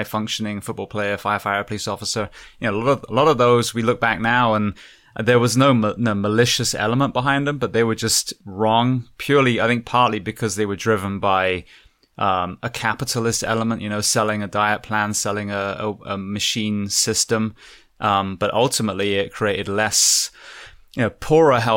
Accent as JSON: {"language": "English", "region": "England", "country": "United Kingdom", "moved": "yes", "lives_now": "Florida, United States", "said": "I'm an Englishman, a very pasty Englishman"}